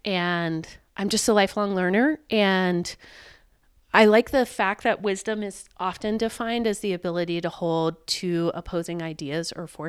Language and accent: English; the South, United States; it's been a long life for me as a Jew. I grew up in the South in an area where I didn't live in a culturally Jewish community.